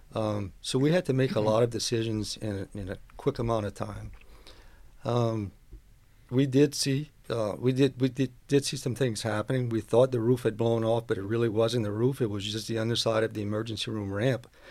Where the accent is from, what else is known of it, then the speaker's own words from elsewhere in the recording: West 202 Street, Louisiana, United States; I grew up on West two oh two Street, which is, uh, next to where College Barbershop is